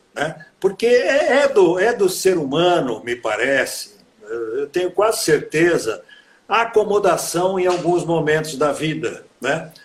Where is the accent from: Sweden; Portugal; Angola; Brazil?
Brazil; Americana, São Paulo; eu sou nascido em Americana, nascido, criado e envelhecido aqui em Americana